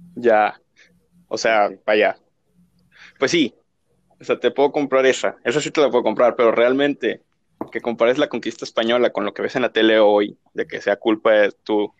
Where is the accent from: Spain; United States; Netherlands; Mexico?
Mexico